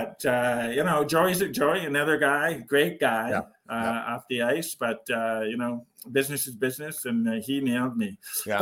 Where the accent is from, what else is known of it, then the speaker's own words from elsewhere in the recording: Ottawa, Ontario, Canada; I'm born and raised in Ottawa